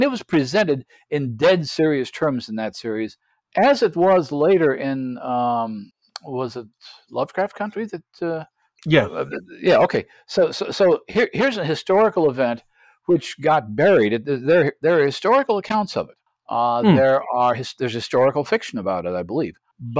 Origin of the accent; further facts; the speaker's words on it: United States; growing up in the United States